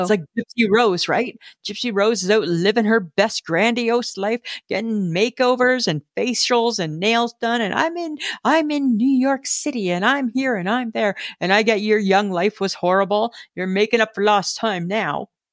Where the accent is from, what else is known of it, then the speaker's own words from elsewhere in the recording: Southern Ontario, Canada; moved away as an adult; also born or lived in Manitoba; I grew up in Ontario